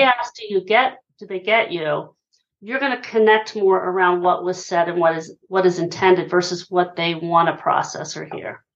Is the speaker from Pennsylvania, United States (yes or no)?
yes; Hershey, Pennsylvania, United States; now in Philadelphia, United States; I'm originally from Hershey, Pennsylvania. I live in Philly these days